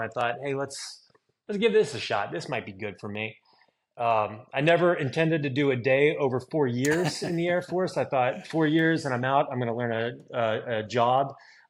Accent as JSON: {"language": "English", "town": "Grafton", "region": "West Virginia", "country": "United States", "tie": "born or raised there", "also_born_or_lived": "England / Mississippi / Germany", "moved": "as an adult", "lives_now": "San Antonio, United States", "said": "I grew up in Grafton on the west side, right next to the National Cemetery. Graduated Grafton High School in the class of 1999."}